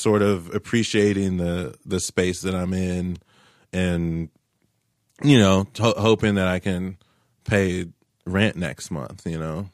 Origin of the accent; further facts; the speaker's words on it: Tulsa, Oklahoma, United States; also born or lived in Cleveland, Ohio; I was born in Cleveland, Ohio, but I moved to Tulsa at a very young age in all my formidable years